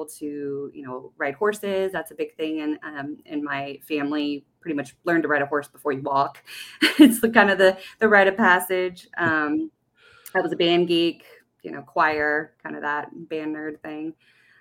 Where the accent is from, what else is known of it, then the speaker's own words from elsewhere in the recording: Bastrop, Texas, United States; also born or lived in Guam; I was raised in Texas, Bastrop, Texas